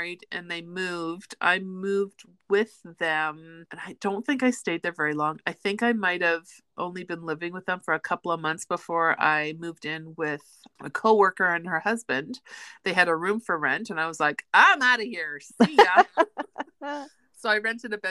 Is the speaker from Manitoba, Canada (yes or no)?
yes; Winnipeg, Manitoba, Canada; also born or lived in Red Deer; I grew up in Winnipeg, so I've always been a city girl